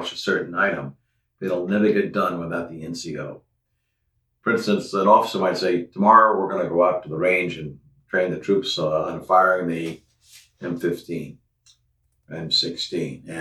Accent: New York City, New York, United States; I was born in New York, and my father was owned Connolly's Restaurants in New York City

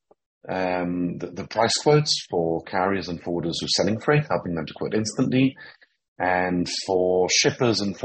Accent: Jerusalem, Jerusalem District, Israel; also born or lived in London / Cambridge; I was born in London, but I first moved to Jerusalem when I was 7 years old. And so I've spent most of my life here in Jerusalem

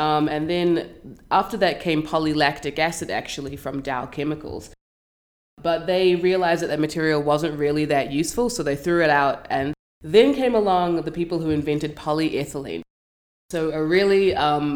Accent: New Zealand; moved away as an adult; now in Vancouver, Canada; So I'm from New Zealand

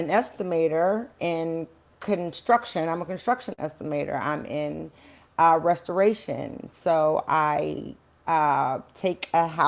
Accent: Baltimore, Maryland, United States; I'm from Baltimore

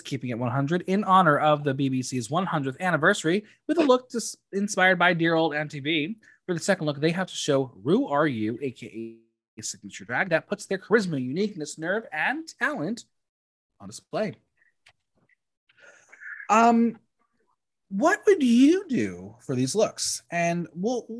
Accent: United States; I'm American

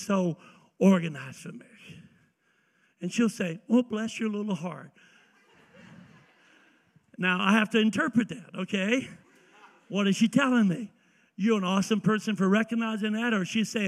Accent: the South, United States; I'm from the South.

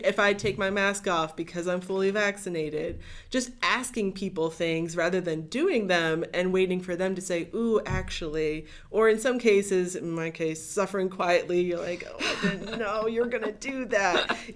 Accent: Lorain County, Northeast Ohio, United States; moved away; I grew up in Northeast Ohio

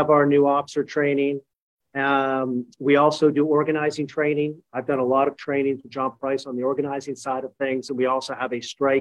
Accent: Canada; moved away; I am Canadian

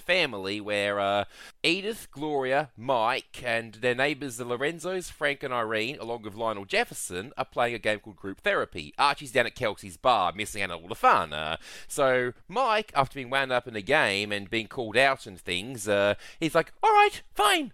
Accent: Australia; in Australia in my home city

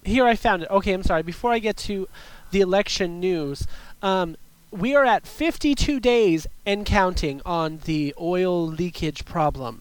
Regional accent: California, United States; I am from California

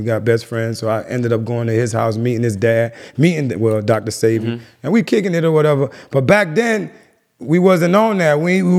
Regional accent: Jamaica; I'm Jamaican. I grew up around Rastas and so it's real, you know what I mean?

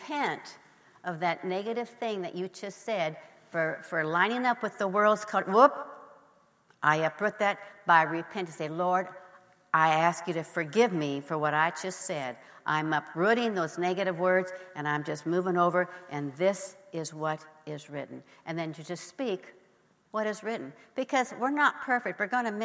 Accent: Nebraska, United States; I grew up in Nebraska

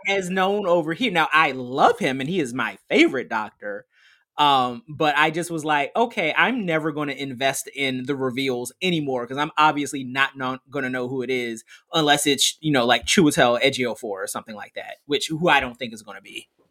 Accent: United States; being American

